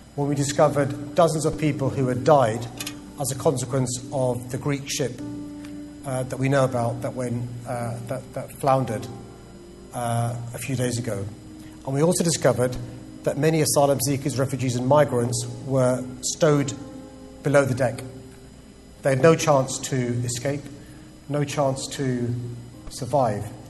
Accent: London, United Kingdom; I was born in London

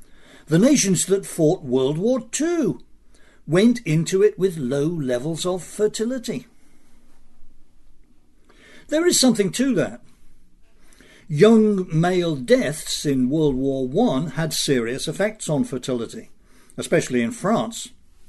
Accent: United States; Speaking as an American and an isolationist

